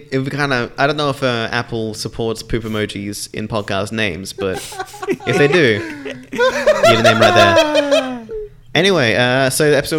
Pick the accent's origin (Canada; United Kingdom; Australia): Australia; I'm Australian.